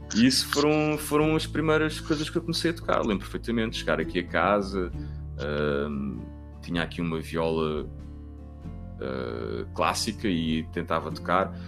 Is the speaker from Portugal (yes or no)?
yes; Cascais, Lisbon, Portugal; Eu nasci em Lisboa, vim logo, vim logo para Carcavelos, e... mas a minha avó vive em Cascais e eu passei muito tempo entre Cascais e Carcavelos